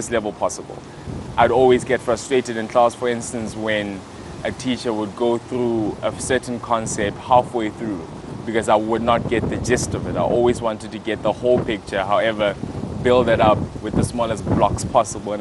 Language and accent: English; Mahikeng, North West, South Africa; now in Cape Town, South Africa; I'm from the Northwest, a small town called Mafikeng